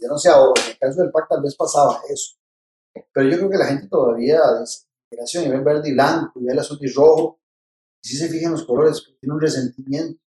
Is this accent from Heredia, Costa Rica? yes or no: no; Tibás, San José, Costa Rica; estudié en Miguel Obregón, de Tibás, de ahí pasé al Mauro Fernández de Tibás, y no salí de, estudiar de Tibás hasta que fui a la universidad